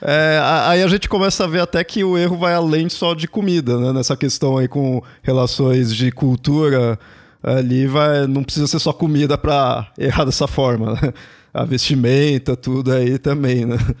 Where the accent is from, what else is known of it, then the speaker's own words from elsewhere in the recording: São Paulo, Brazil; nunca saí aqui de São Paulo